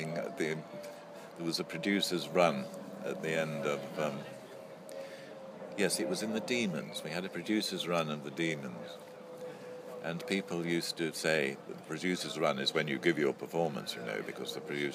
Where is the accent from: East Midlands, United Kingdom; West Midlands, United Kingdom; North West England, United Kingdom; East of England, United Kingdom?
North West England, United Kingdom; Lancashire; also born or lived in London; whisked off back to Lancashire, where I had a lovely childhood, happy upbringing